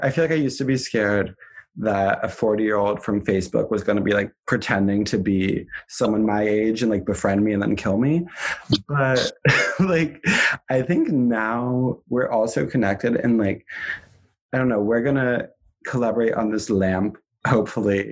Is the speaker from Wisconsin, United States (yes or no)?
no; Vermont, United States; I'm from Vermont, not any major cities